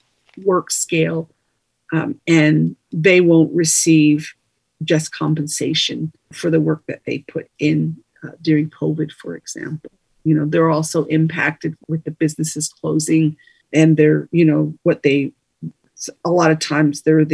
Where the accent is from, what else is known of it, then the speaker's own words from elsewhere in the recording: Navajo Nation, United States; I come from the Navajo Nation. Public school education is, not the best.